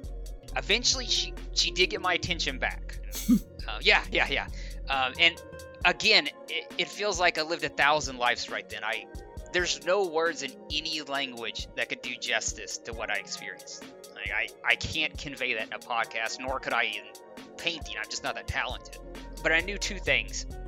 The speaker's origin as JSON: {"language": "English", "region": "Arkansas", "country": "United States", "accent": "southern", "said": "we are also both from Arkansas, so if our southern accent comes through"}